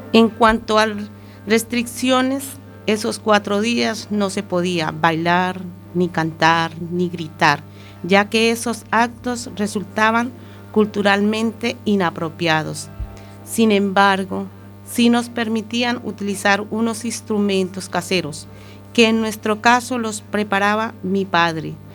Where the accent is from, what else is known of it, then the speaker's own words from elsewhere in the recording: Colombia; moved away as an adult; now in Spain; aquellas vivencias que tuve en mi país de origen que es Colombia. Ya desde muy pequeña tuve inculcadas ciertas tradiciones